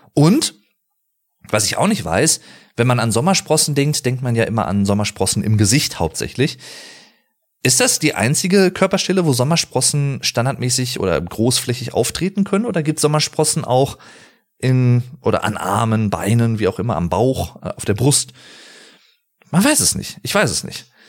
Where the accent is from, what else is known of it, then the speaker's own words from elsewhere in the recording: Arnsberg, North Rhine-Westphalia, Germany; Ich komme aus dem Sauerland, aus dem schönen Arnsberg.